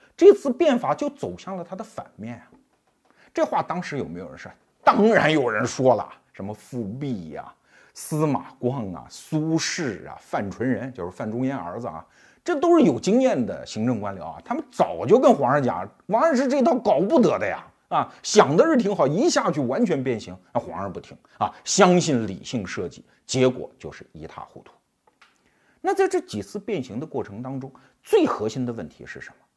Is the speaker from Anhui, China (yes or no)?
yes; Anhui, China; 我老家安徽